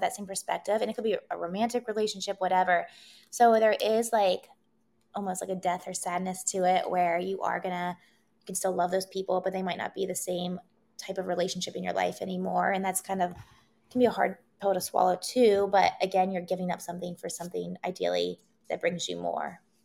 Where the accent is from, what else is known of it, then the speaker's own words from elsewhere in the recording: Wheeling, West Virginia, United States; moved away as an adult; also born or lived in Los Angeles, United States; now in Columbus, United States; I grew up in Wheeling, West Virginia.